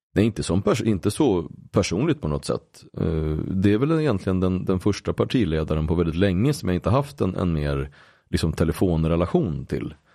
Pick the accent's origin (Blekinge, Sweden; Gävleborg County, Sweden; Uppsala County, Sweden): Uppsala County, Sweden; Uppsala; min uppväxt i Gottsunda